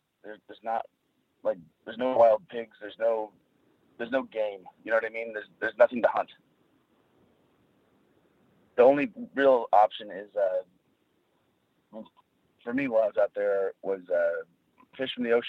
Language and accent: English; Southern California, United States; because I grew up in Southern California